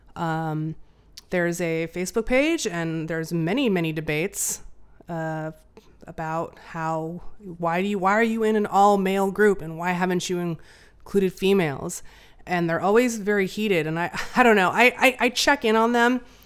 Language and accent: English; Albuquerque, New Mexico, United States; now in Portland, United States; I'm from Albuquerque.